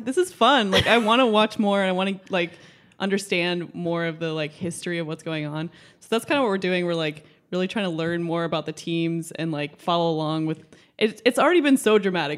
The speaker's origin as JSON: {"language": "English", "town": "Dallas", "region": "Texas", "country": "United States", "tie": "born or raised there", "moved": "yes", "said": "I grew up in Dallas"}